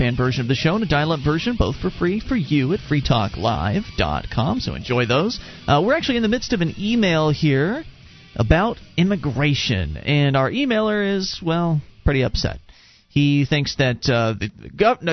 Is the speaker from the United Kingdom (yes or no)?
no; United States; I'm an American. I was born and raised here